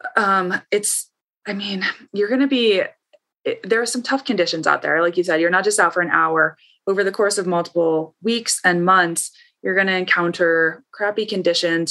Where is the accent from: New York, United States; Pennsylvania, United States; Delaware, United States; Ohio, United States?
Ohio, United States; I grew up in Ohio